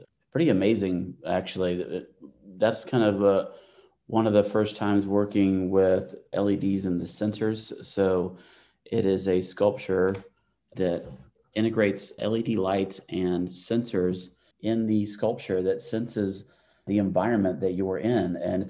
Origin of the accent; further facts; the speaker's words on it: Atlanta, Georgia, United States; I grew up in Atlanta.